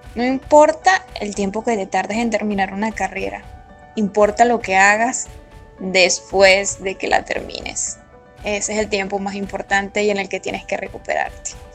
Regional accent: Venezuela; Soy venezolana

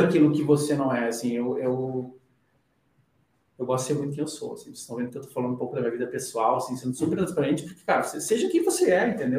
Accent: Rio Grande do Sul, Brazil; moved away as an adult; now in São Paulo, Brazil; eu sou do Rio Grande do Sul, a gente tem uma cultura muito forte de, de viver em família.

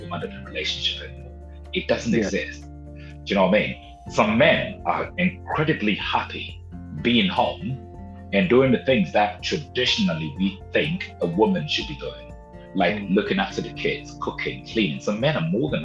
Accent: Ghana; I was born in Ghana, in West Africa

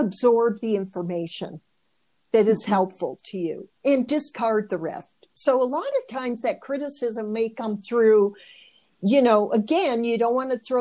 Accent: Michigan, United States; I did Michigan girls

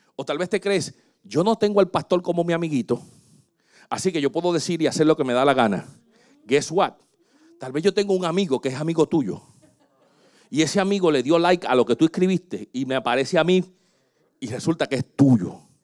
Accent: Puerto Rico; Yo me crecí en Puerto Rico, pero mi familia era en Santo Domingo

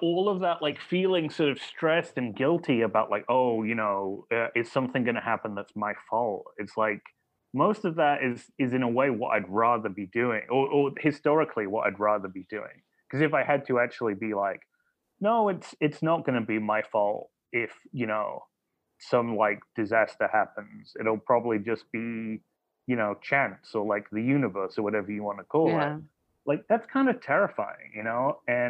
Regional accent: Burton upon Trent, West Midlands, United Kingdom; Well, I grew up in the Midlands, Burnham, okay. Trent, kind of near Derby and Birmingham.

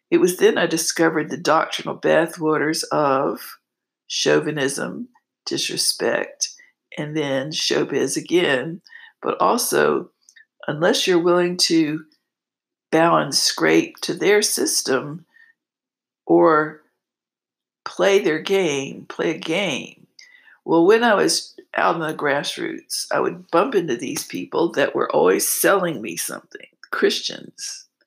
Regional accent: East Coast, United States; moved away; And I came from the East Coast where that was all I did, I give.

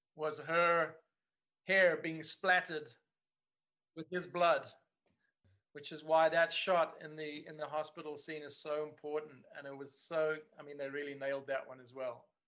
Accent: Cape Town, Western Cape, South Africa; working on on you know a show like this of this quality in my hometown

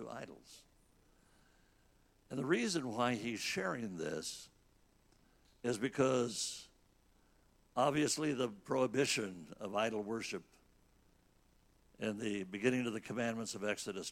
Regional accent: California, United States; moved away; I'm from California. God has forgiven me, but both my wife and I are from California

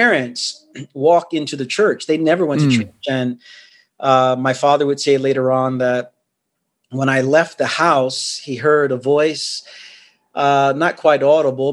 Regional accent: New York City, New York, United States; also born or lived in Queens, New York; I'm from Brooklyn, New York, born and raised there.

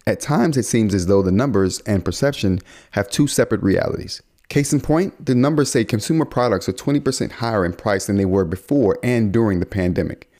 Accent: United States; we as American consumers

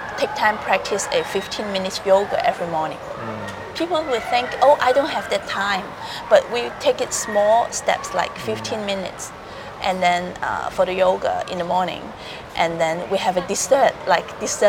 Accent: Hong Kong; moved away as an adult; also born or lived in Philippines; I was growing up in Hong Kong

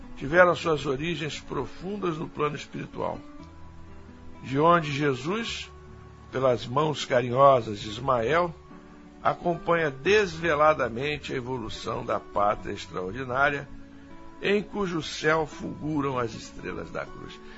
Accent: Rio de Janeiro, Brazil; Nós que somos aqui do Rio de Janeiro

